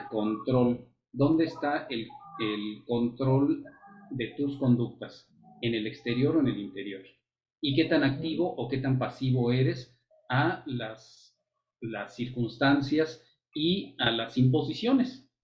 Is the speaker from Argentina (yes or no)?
no; Mexico; nos toca ver como, como mexicanos